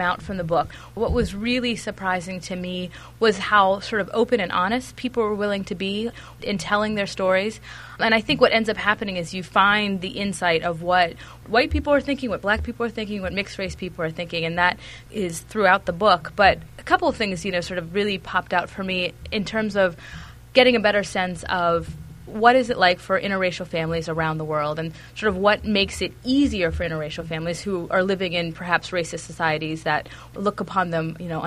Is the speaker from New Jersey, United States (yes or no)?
no; Pittsburgh, Pennsylvania, United States; I went off to Haverford College after growing up in Pittsburgh